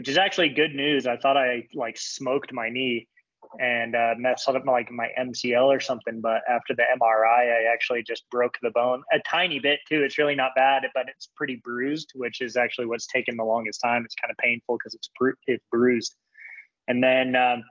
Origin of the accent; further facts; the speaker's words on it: St. George, Utah, United States; St. George as much as possible because it's my hometown